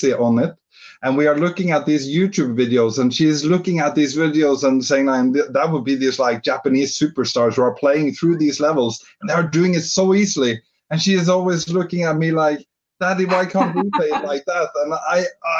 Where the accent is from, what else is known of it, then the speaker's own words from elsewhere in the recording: Norway; moved away as an adult; now in London, United Kingdom; I'm originally from Norway, but I moved to London 3 years ago